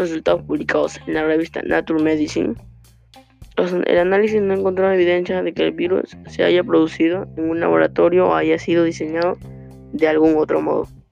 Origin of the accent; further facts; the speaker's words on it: Peru; tenemos que ayudarnos como peruanos